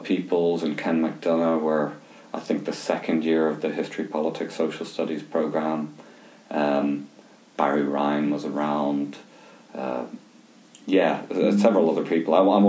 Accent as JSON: {"language": "English", "area": "Limerick", "region": "Munster", "country": "Ireland", "tie": "born or raised there", "moved": "as an adult", "lives_now": "Glasgow, United Kingdom", "said": "And we grew up about 10 miles outside Limerick City in a small village, which at that time was still a village which was disconnected from the city. So it was a rural upbringing."}